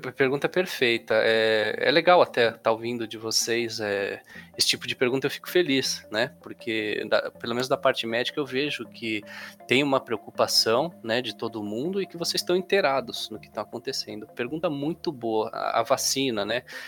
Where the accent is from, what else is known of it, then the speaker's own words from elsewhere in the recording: São Paulo, Brazil; aqui na cidade de São Paulo, sou de São Paulo